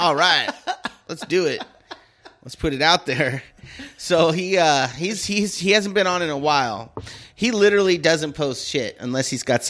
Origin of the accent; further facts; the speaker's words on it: Bakersfield, California, United States; I'm from Bakersfield